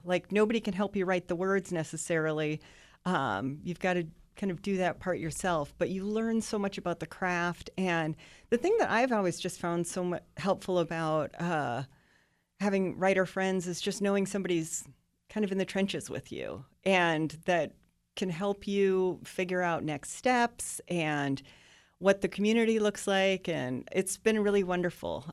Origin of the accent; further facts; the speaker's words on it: Northwest Iowa, United States; moved away as an adult; also born or lived in Lincoln, Nebraska; I grew up in Iowa, but I did live for a decade in Nebraska